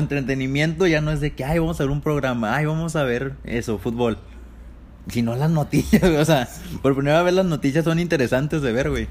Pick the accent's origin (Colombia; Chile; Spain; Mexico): Mexico; Torreón, Coahuila; nosotros somos de Torreón, Coahuila, del norte de este bello país